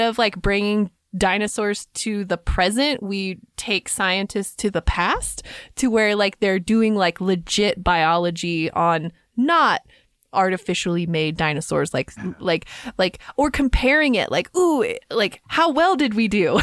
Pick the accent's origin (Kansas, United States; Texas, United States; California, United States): Kansas, United States; I grew up with them in Kansas